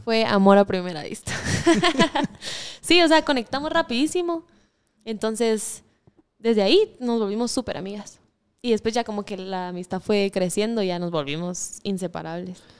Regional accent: Guatemala; born or raised there

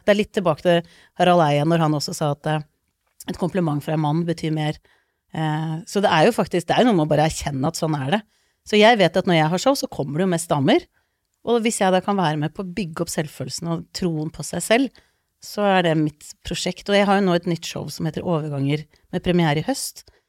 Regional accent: Lommedalen, Akershus, Norway; also born or lived in Iceland; Jeg er født på Island, eh, flytta til Norge da jeg var to, og vokste opp mesteparten i Lommedalen.

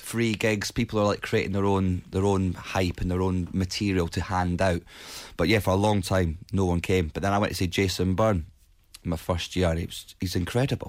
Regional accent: Edinburgh, Scotland, United Kingdom; Edinburgh because it's my hometown

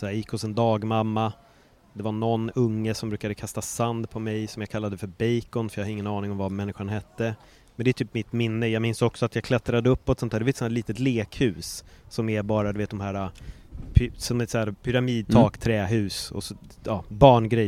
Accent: Stockholm, Stockholm County, Sweden; moved away; also born or lived in Östberga, Stockholm; jag var bara en jävla stockholmare

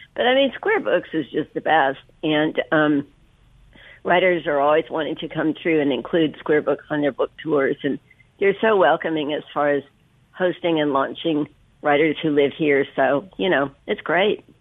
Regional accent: Berkeley, California, United States; moved away as an adult; also born or lived in Virginia; now in Oxford, United States; growing up in Berkeley

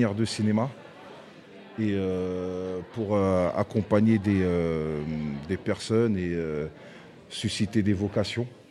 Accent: Aulnay-sous-Bois, Île-de-France, France; où j'ai où j'ai grandi, euh, où on a grandi à Aulnay

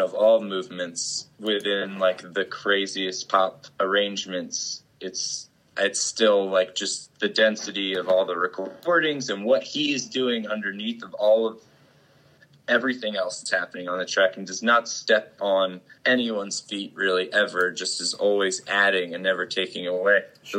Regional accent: Lambertville, New Jersey, United States; moved away as an adult; also born or lived in Trenton, New Jersey / Ewing, New Jersey / Philadelphia, Pennsylvania / Joshua Tree, California; I was born in Trenton and uh, lived uh, outside of Trenton in mm. Ewing for a while, and then uh, moved to uh, like Lambertville, New Jersey. Jersey, outside of Lambertville for the majority of like my formative years

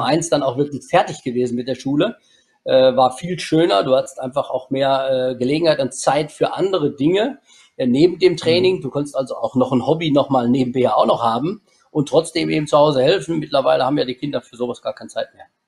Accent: Germany; ich bin äh, gebürtiger Schwanefelder und lebe auch heute noch

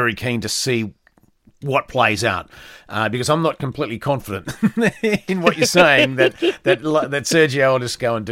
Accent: Australia; I'm an Australian

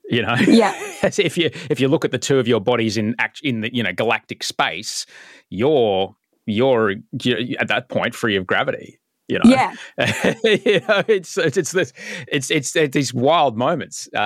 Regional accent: Canberra, Australian Capital Territory, Australia; as someone as someone growing up in Canberra, which is uh, not only quite a cold place but can be a very dry place, yeah.

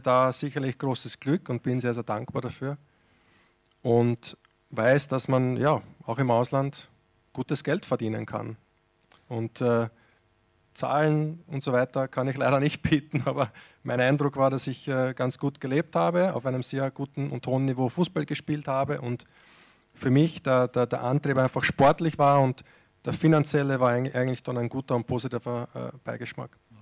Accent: Austria; moved away as an adult; Ich bin jetzt äh, auch aus Österreich ja, 2006, 2006 weggegangen

